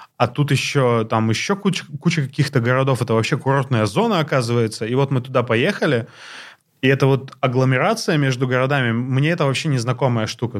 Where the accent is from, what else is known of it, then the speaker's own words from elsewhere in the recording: Blagoveshchensk, Amur Oblast, Russia; moved away as an adult; now in Moscow, Russia; когда я переехал сюда, и там меня мой новый коллега, москвич, спросил, а ты откуда? Я сказал, из Благовещенска